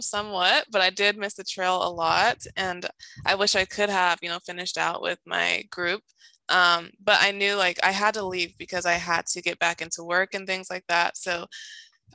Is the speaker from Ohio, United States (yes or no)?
yes; Ohio, United States; moved away; also born or lived in Pasadena, California; was born and raised in Ohio